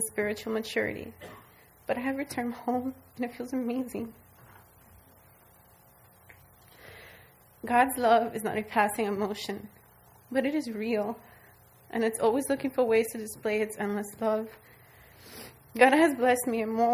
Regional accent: South Florida, United States; now in Central Florida, United States; I'm from South Florida

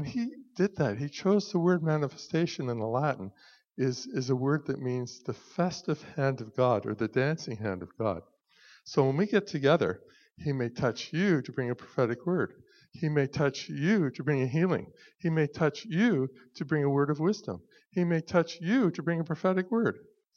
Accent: Pictou, Nova Scotia, Canada; When I grew up in Pictou, I don't know anybody growing up that had a living relationship with Jesus

